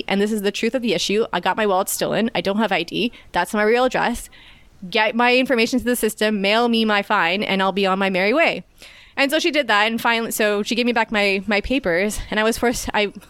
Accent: Canada; I am a Canadian citizen. I have the right to enter and leave this country at will.

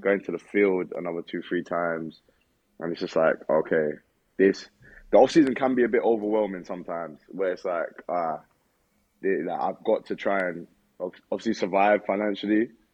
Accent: United Kingdom; moved away; I'm a European. Uh, I'm, I'm from the UK.

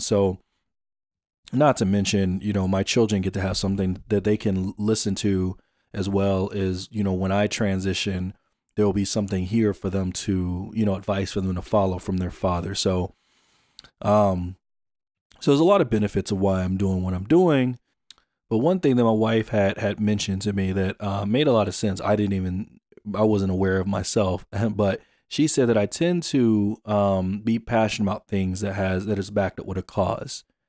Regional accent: Jonesboro, Georgia, United States; moved away; also born or lived in Phoenix; I'm born and raised in Atlanta, Jonesboro, Georgia

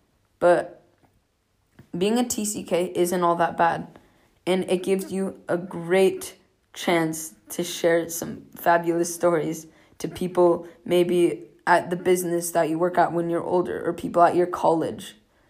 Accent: United States; accent: American; For me, sometimes it's really difficult to say where I'm from because I'm American, yes, but I haven't lived there my entire life. And I do have an American accent, but I'm also learning a lot of different languages.

